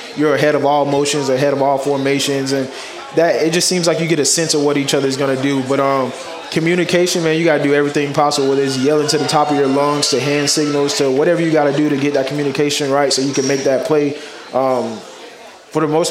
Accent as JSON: {"language": "English", "town": "Dunnellon", "region": "Florida", "country": "United States", "tie": "born or raised there", "moved": "as an adult", "lives_now": "New York, United States", "said": "I'm from the country, and we have about 4 stoplights in my hometown"}